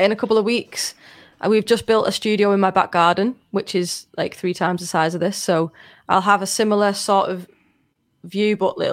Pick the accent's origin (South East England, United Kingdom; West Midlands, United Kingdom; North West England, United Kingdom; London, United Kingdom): North West England, United Kingdom; Liverpool; am not I Scouse.